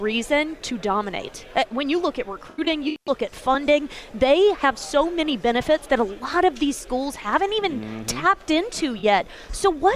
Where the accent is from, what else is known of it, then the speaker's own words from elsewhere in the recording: Alabama, United States; moved away as an adult; also born or lived in Charlotte, North Carolina; now in Nashville, United States; I am originally from Alabama. I grew up in a small town about an hour and a half from Auburn